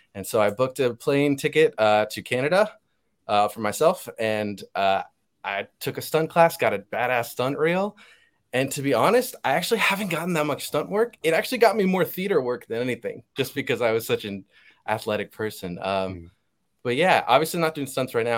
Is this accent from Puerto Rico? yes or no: yes; Puerto Rico; I have family members who couldn't even watch Moana because we're from Puerto Rico